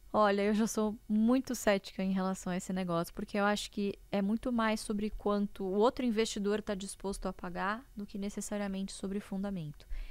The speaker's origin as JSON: {"language": "Portuguese", "region": "interior of São Paulo", "country": "Brazil", "tie": "born or raised there", "said": "eu nasci em São Paulo, mas nós moramos boa parte da minha infância e adolescência no interior de São Paulo"}